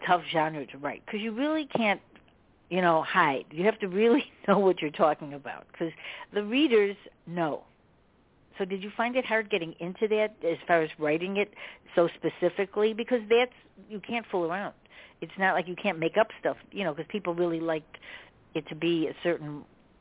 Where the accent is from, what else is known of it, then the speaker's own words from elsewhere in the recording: Chicago, Illinois, United States; I'm from Chicago